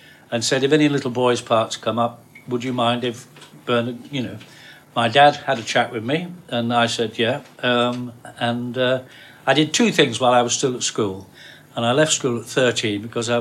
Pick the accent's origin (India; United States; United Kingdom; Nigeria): United Kingdom; Oldham, North West England; I was from Oldham, Lancashire